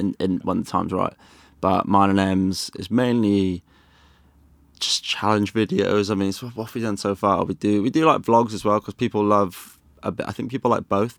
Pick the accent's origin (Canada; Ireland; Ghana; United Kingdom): United Kingdom; Wales; now in London, United Kingdom; I loved growing up in Wales